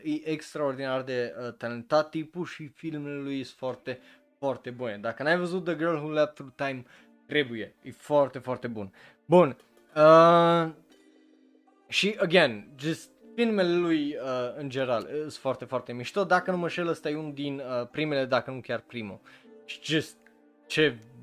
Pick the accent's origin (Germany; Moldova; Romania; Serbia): Romania; la noi în România